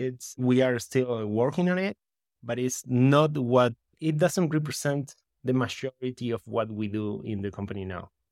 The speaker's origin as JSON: {"language": "English", "country": "Uruguay", "tie": "born or raised there", "also_born_or_lived": "Berkeley, California", "second_language": "English", "said": "I'm from Uruguay in South America. Uruguay, I think it's the, the way you pronounce it in English. And yeah, I grew up in the countryside, in close to a small town, close to the capital"}